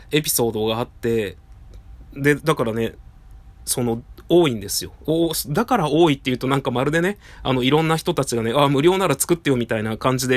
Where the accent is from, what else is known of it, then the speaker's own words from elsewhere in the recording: Tajimi, Gifu, Japan; 私の地元のですね、岐阜県多治見市